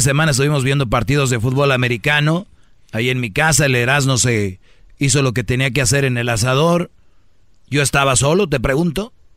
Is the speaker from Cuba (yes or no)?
no; Mexico; Yo soy mexicano